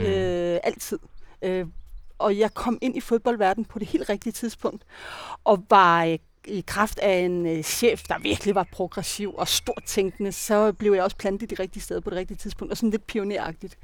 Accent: Denmark; also born or lived in Copenhagen, Denmark; now in Spain; Jeg kommer godt nok fra Jylland

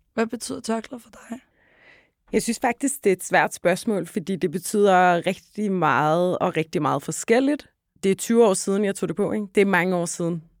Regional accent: Hellerup, Capital Region of Denmark, Denmark; Jeg voksede op ude i Hellerup, øh, ja. lige nord for København

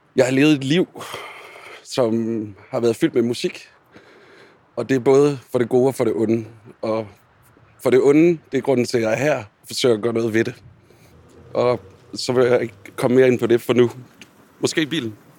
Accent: Billund, Southern Denmark, Denmark; Og jeg er opvokset i Bilund

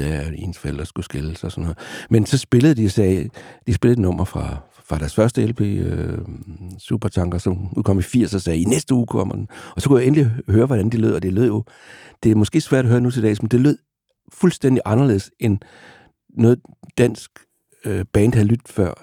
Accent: Vejle, Southern Denmark, Denmark; jeg voksede op i Vejle i, i, i den provins

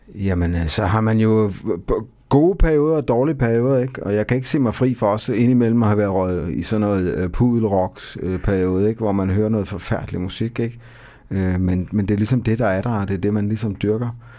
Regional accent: Odense, Southern Denmark, Denmark; jeg er ikke fra Fredericia. Jeg, jeg er fra Odense

